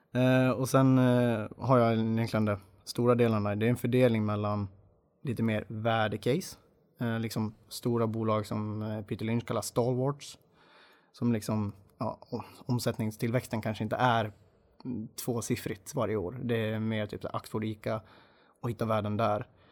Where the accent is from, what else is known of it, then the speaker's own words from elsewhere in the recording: Dalarna County, Sweden; moved away; jag är från början dalmas, det hoppas jag hörs.